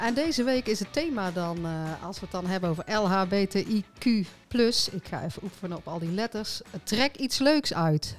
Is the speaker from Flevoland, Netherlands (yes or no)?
no; North Brabant, Netherlands